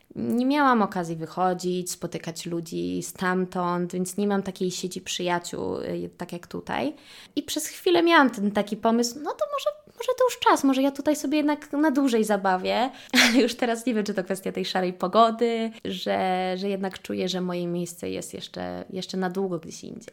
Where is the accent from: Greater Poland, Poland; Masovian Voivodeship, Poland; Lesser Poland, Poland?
Masovian Voivodeship, Poland; Warsaw; moved away as an adult; also born or lived in Milan, Italy; Ja generalnie urodziłam się tutaj w Warszawie um, i około 4 lat temu przeprowadziłam się do Włoch